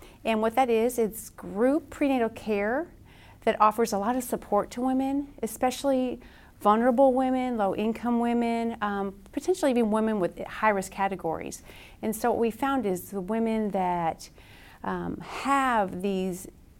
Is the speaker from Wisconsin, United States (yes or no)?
yes; Wisconsin, United States; now in Lexington, United States; I'm originally from Wisconsin